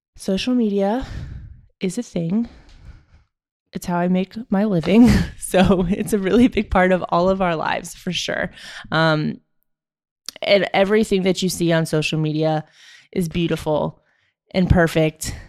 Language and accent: English; Maryland, United States; moved away as an adult; also born or lived in Jamestown, New York; I grew up in Maryland